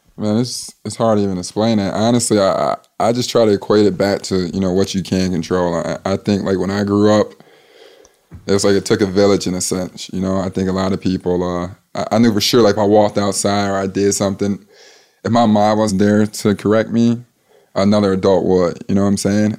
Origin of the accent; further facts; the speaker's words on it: Chicago, Illinois, United States; I grew up on the West Side of Chicago, Cermak and Pulaski